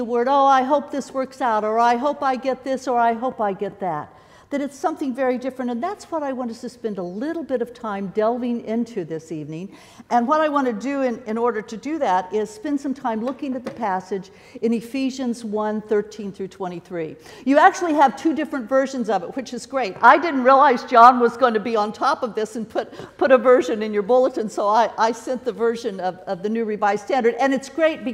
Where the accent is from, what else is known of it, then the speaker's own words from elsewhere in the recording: Kansas City, United States; I grew up in the Kansas City area